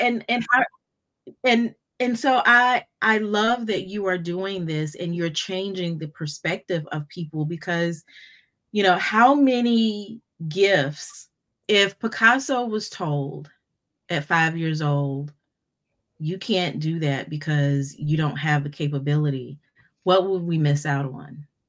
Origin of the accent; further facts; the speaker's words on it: Fayetteville, North Carolina, United States; also born or lived in Charlotte, North Carolina; been growing up in North Carolina in, in Fayetteville.